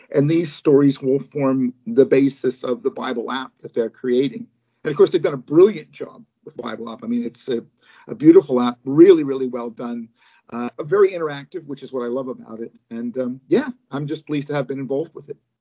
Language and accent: English; Pittsburgh, Pennsylvania, United States; now in United Kingdom; I live in the UK uh, and have lived here for many years, but I'm from Pittsburgh, Pennsylvania, originally